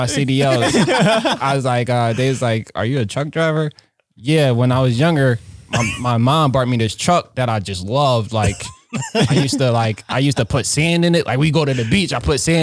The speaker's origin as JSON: {"language": "English", "town": "Philadelphia", "region": "Pennsylvania", "country": "United States", "tie": "born or raised there", "also_born_or_lived": "New York", "moved": "as an adult", "lives_now": "Wisconsin, United States", "said": "me growing up in Philadelphia"}